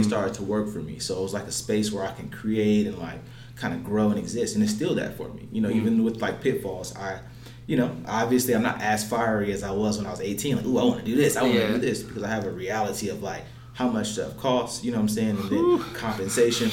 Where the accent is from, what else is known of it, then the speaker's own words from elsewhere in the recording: Los Angeles, California, United States; moved away as an adult; now in Phoenix, United States; I'm from Los Angeles